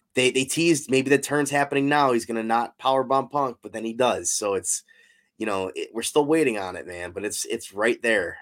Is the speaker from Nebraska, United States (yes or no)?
no; Cleveland, Ohio, United States; born or raised there